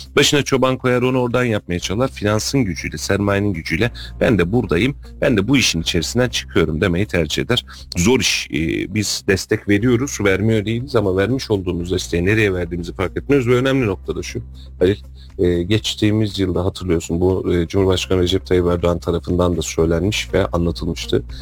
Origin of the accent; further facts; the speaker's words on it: Kayseri Province, Turkey; biz Kayseri'nin Hakkari'yi nasıl görüyorsak